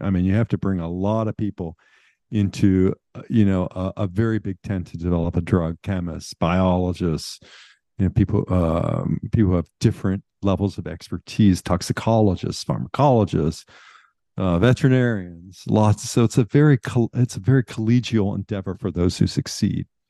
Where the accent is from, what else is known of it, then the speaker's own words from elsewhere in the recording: Pittsburgh, Pennsylvania, United States; moved away; I grew up in Western Pennsylvania.